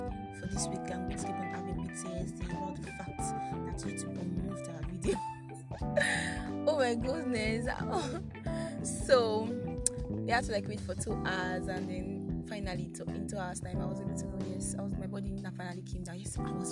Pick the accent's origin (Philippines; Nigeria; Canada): Nigeria; I'm Nigerian, so it's afternoon